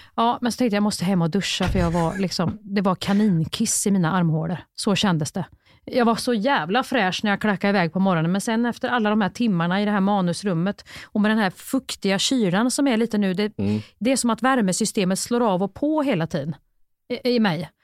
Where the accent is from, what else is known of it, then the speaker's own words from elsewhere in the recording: Värmland, Sweden; jag är från Värmland